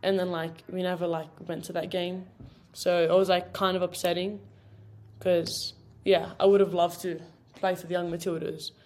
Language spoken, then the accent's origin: English; Sydney, New South Wales, Australia; moved away as an adult; now in United States